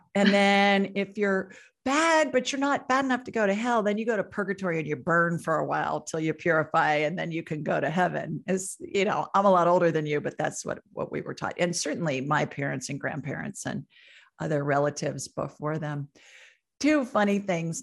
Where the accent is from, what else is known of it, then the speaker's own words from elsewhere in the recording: Columbus, Ohio, United States; I grew up in Columbus, Ohio